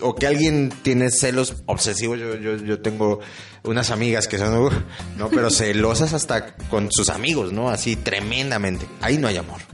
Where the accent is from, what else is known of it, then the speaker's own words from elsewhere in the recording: Mexico; nuestro país y nosotros como mexicanos